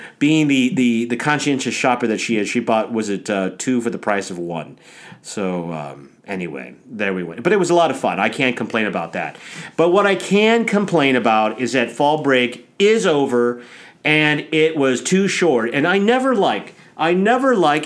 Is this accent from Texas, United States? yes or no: no; Omaha, Nebraska, United States; moved away; I went home to Omaha for fall break. I was with the family